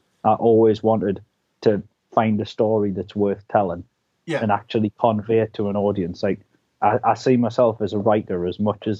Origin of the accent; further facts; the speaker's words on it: United Kingdom; also born or lived in London; So I was born down in London, actually, and we moved up here when I was three.